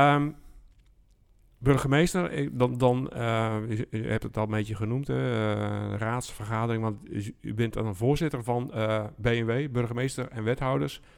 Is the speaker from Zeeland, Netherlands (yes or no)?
no; Alblasserwaard, South Holland, Netherlands; ik kom uit de Albasse Waard van oorsprong